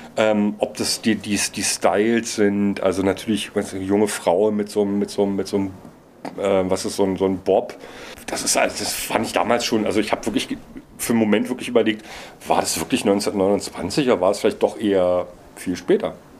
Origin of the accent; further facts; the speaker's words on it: Berlin, Germany; Als Berliner